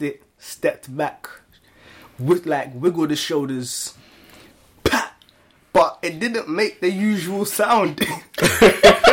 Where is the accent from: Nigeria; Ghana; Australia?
Ghana; I grew up in Ghana.